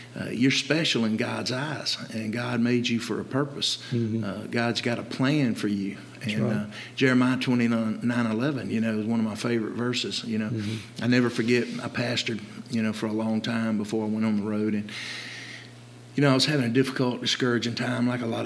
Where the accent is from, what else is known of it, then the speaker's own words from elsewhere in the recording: Dalton, United States; opened up a gym, Dynabody Fitness, in my hometown in Dalton